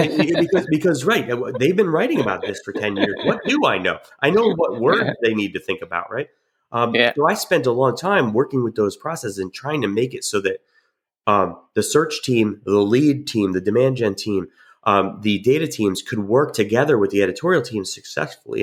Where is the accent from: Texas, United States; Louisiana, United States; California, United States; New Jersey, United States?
New Jersey, United States; also born or lived in Georgia; now in Jacksonville, United States; I grew up in New Jersey and then moved to Georgia